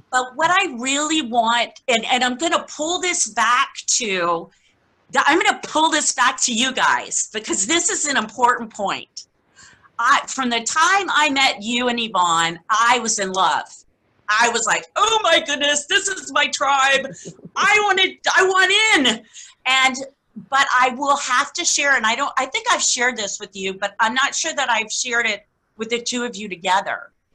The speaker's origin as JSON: {"language": "English", "town": "Key West", "region": "Florida", "country": "United States", "tie": "born or raised there", "said": "I was born and raised in Key West, Florida"}